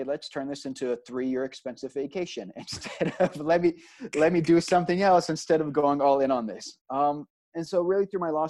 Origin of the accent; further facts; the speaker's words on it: Austin, Texas, United States; moved away as an adult; also born or lived in Israel / New York; So I end up growing up in Texas, but specifically in Austin. And so, you know, Austin is kind of, when you grew up in Austin, it's Austin first, Texas second.